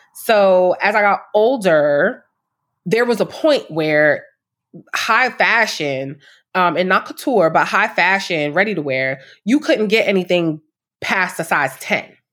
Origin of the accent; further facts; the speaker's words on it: New York City, New York, United States; I'm from Harlem, born and raised